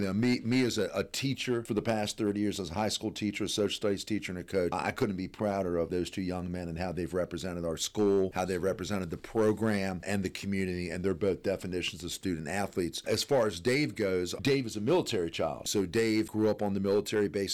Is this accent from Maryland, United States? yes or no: yes; Maryland, United States; I'm born and raised in Maryland